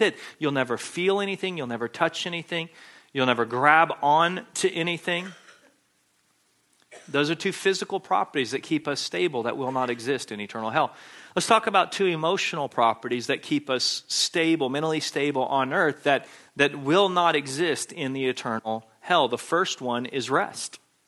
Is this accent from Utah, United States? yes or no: no; Texas, United States; When I was in elementary school growing up in Texas